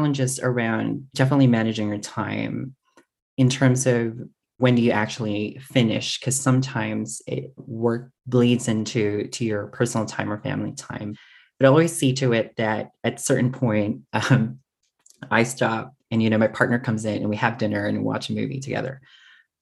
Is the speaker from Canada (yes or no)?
no; Philippines; moved away as an adult; also born or lived in Singapore; now in Canberra, Australia; It was mostly my part of my identity, which is being a Filipino